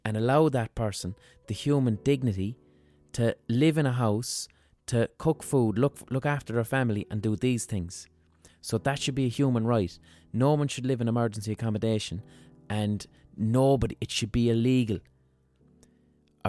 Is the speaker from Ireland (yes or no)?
yes; Limerick, Munster, Ireland; growing up in Limerick